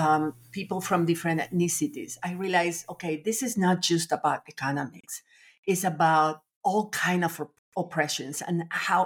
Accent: Nicaragua; also born or lived in France / Latin America; now in Austin, United States; I was born in France, but I was raised in Nicaragua, actually in different countries in Latin America, but mostly Nicaragua. So I feel Nicaraguan

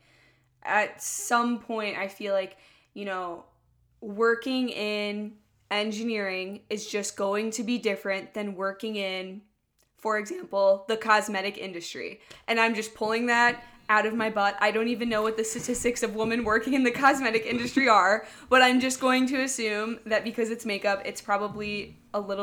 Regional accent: Midwest, United States; we're from the Midwest

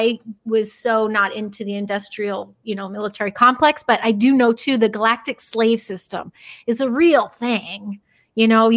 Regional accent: Chicago, Illinois, United States; moved away as an adult; now in Los Angeles, United States; I'm mostly from Chicago, but I have been out here 23 years, and it started in Chicagoland area. And I was like 14

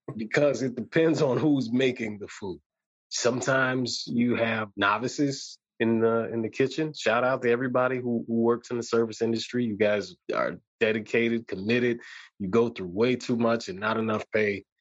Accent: Chicago, Illinois, United States; I'm from Chicago

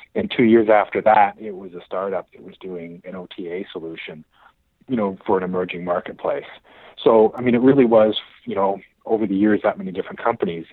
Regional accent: Ottawa, Ontario, Canada; I grew up in Ottawa, actually, okay. the nation's capital

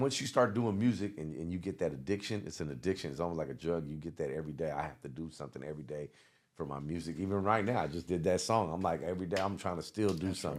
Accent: the Bay Area, California, United States; moved away; also born or lived in the South; I came from the Bay and went down south

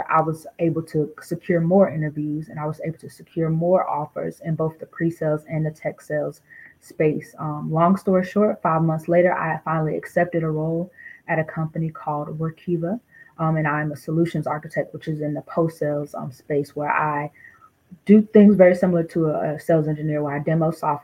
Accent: Durham, North Carolina, United States; moved away; also born or lived in Newark, New Jersey; originally I'm from Newark, New Jersey, but I grew up in Durham, North Carolina. I don't live in Durham, North Carolina anymore, but that's where I spent majority of my childhood

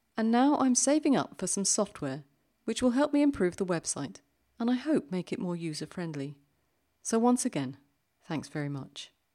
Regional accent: London, United Kingdom; accent: British; moved away as an adult; now in Zurich, Switzerland; I grew up in London and have lived here in Switzerland for over twenty years

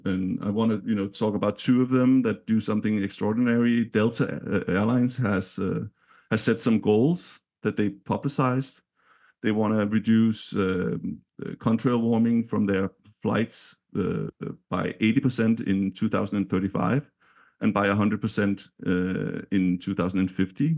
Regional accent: Denmark; now in San Francisco, United States; I'm from Denmark

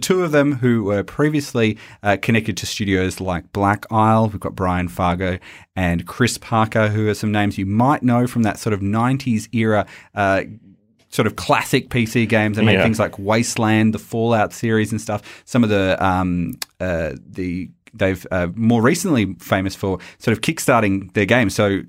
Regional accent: Australia; accent: Australian; the best bloody video game podcast this side of the Nullarbor. God, it's my own accent and I just sound terrible doing it.

